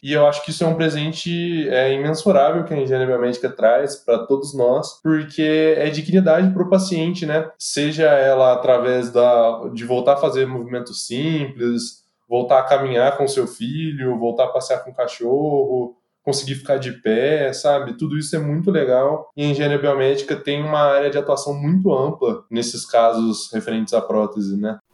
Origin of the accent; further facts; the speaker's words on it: Pouso Alegre, Minas Gerais, Brazil; Eu sou de Pouso Alegre que é uma cidade do sul de Minas Gerais